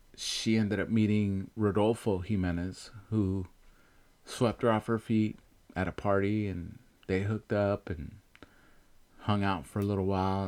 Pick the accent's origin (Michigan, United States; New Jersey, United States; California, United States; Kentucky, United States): California, United States; Bay Area; born or raised there; also born or lived in Chihuahua, Mexico